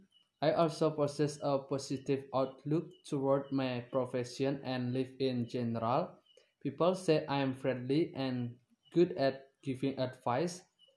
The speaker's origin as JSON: {"language": "English", "town": "Gianyar", "region": "Bali", "country": "Indonesia", "second_language": "English", "said": "I am 20 years old. I'm come from Gianyar and I live in Kedisan Village, Tegalalang District."}